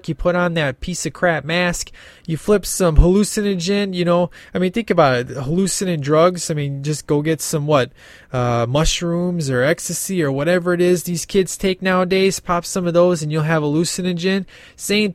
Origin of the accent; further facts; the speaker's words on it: Illinois, United States; I'm from Illinois